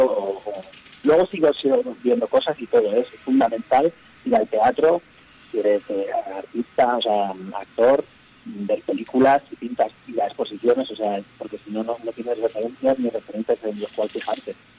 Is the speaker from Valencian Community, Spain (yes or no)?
yes; Alicante, Valencian Community, Spain; now in Madrid, Spain; yo vivo en Madrid, en la sierra, en la montaña, pero vengo de Alicante